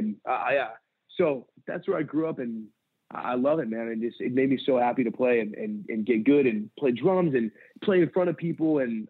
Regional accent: San Pedro, California, United States; I grew up in San Pedro, California, and I left there. I just turned 18.

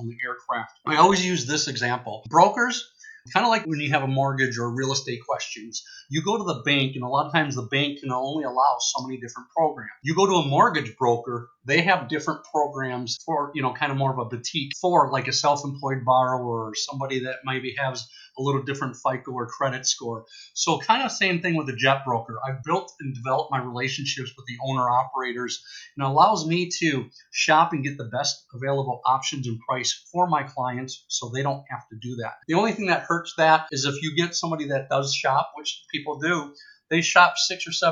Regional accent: Wisconsin, United States; now in Scottsdale, United States; My background going way back is growing up in Wisconsin in the Midwest

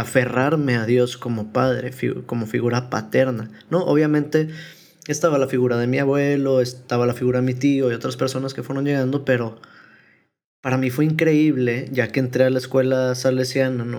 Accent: Guadalupe, Nuevo León, Mexico; also born or lived in Apodaca / Monterrey / Tamaulipas; Tengo que enorgullecerme de ser de Apodaca por mucho tiempo, de Guadalupe

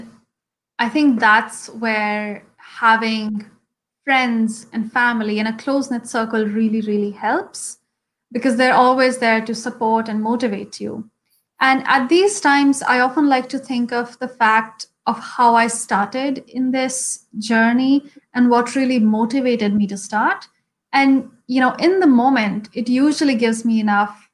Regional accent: Shimla, Himachal Pradesh, India; first language Hindi; English is a second language; the lifestyle in Shimla, I think, is very closely associated with nature, at least when I was growing up

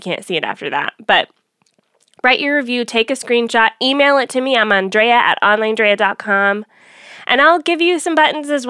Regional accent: Atlanta, Georgia, United States; moved away; I'm headed to Atlanta, my hometown

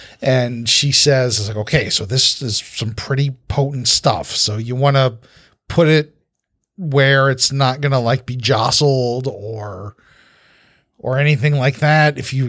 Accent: the South, United States; I'm from the South. I put R's everywhere.

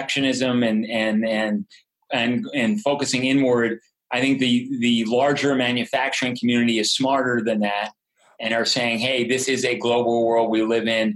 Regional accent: United States; As an American

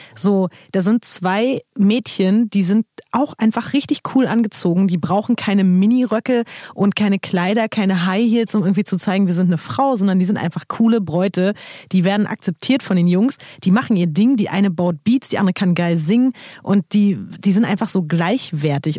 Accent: Berlin, Germany; ich komme halt aus Berlin

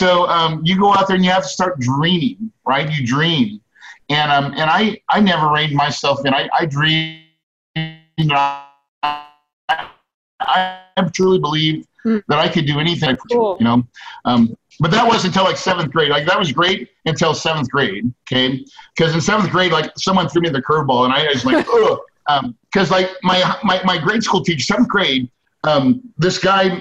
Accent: West Plains, Missouri, United States; I grew up in West Plains, Missouri. That's in the Ozarks.

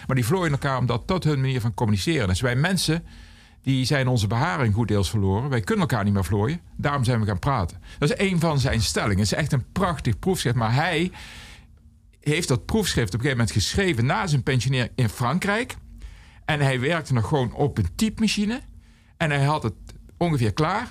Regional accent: Aarle-Rixtel, North Brabant, Netherlands; now in Eindhoven, Netherlands; in mijn geboortedorp hadden wij twee discotheken. Eén echte discotheek

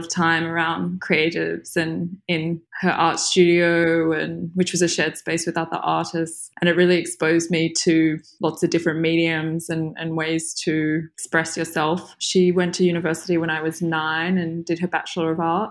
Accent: Perth, Western Australia, Australia; moved away as an adult; also born or lived in Sydney / London; now in Paris, France; I grew up in Perth, which is in Western Australia

